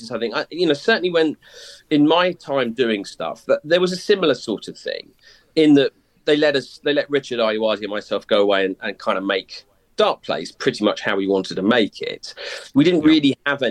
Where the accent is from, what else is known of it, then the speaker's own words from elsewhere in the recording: Whitstable, South East England, United Kingdom; the Whitstable I grew up